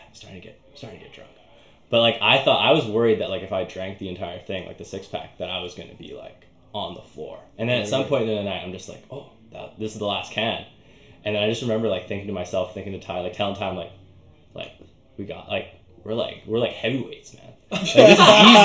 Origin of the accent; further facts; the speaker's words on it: Northwest Territories, Canada; moved away; also born or lived in Edmonton, Alberta / Inuvik / Kugluktuk; I was born in Edmonton, but I lived in, like, the Northwest Territories for most of my, like, elementary childhood